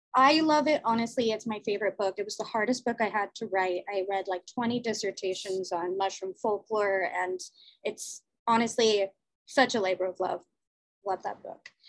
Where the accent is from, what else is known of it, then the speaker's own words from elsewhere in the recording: Los Angeles, California, United States; now in Jersey City, United States; I was born in LA, I was born in Venice Beach